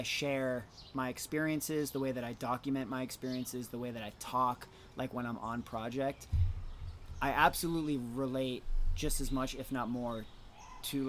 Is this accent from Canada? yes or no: no; Worcester, Massachusetts, United States; I grew up in Worcester